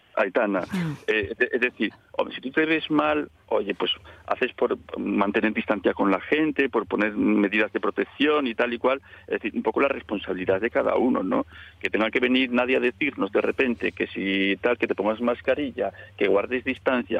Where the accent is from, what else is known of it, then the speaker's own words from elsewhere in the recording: Colombres, Asturias, Spain; yo también soy de Colombres